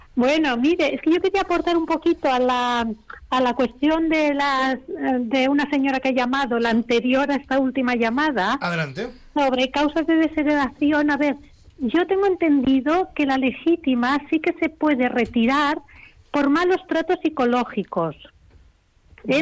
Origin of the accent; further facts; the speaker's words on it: Colombia; moved away as an adult; now in Bilbao, Spain; yo no soy de acá, yo soy de Colombia